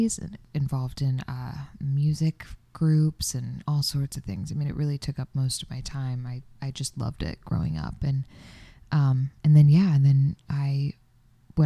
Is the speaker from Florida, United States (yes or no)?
yes; Florida, United States; moved away; I'm from Florida